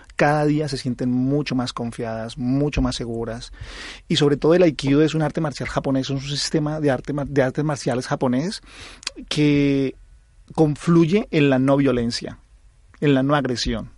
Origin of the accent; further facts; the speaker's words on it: Colombia; accent: Colombian; now in Spain; soy colombiano, creo que se nota por mi acento